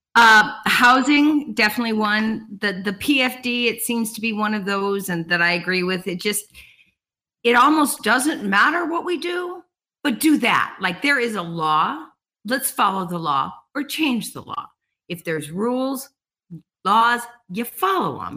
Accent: Colorado, United States; moved away as an adult; now in Homer, United States; I came from Colorado. I'm actually a Columbine graduate

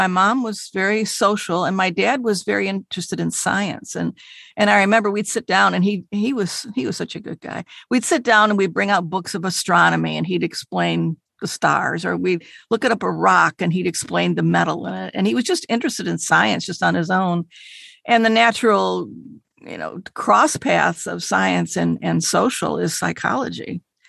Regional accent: Detroit, Michigan, United States; We grew up in Detroit. It was a lower middle class family.

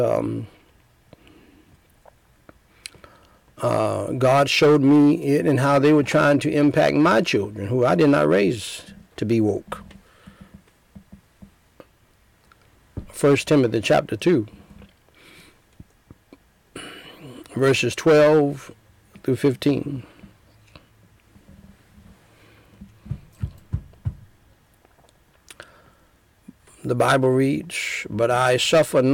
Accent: United States; I was born in America

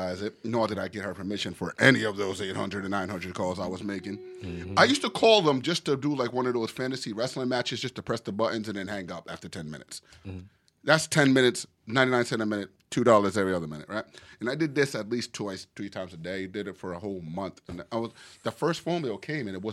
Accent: South Carolina, United States; I grew up in South Carolina

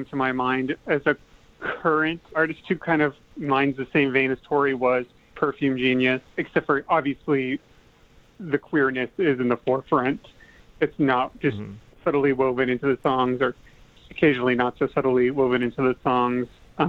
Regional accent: Midwest, United States; Me, myself, growing up in the Midwest, definitely came from a strong religious background

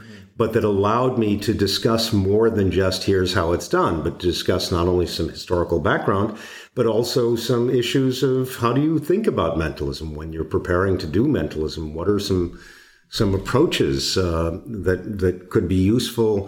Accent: Boston, Massachusetts, United States; moved away; I'm originally from Boston

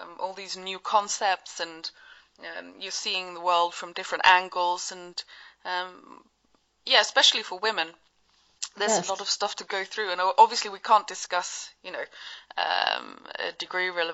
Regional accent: Sweden; I'm from Sweden, and here in Sweden

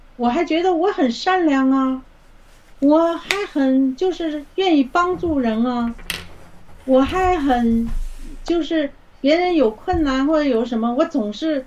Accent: China; moved away as an adult; now in Canada; 因为咱们从小在中共的这个这种邪恶的体制下，无神论的这种这种恶魔的统治下，从来不相信会有

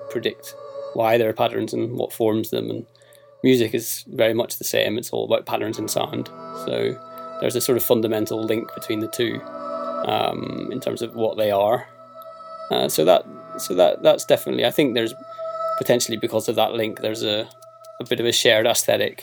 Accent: Belfast, Northern Ireland, United Kingdom; now in London, United Kingdom; I was born in Belfast

